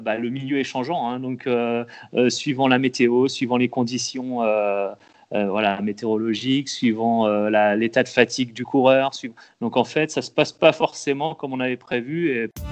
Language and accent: French; Loir-et-Cher, Centre-Val de Loire, France; je viens de, je suis du Loir-et-Cher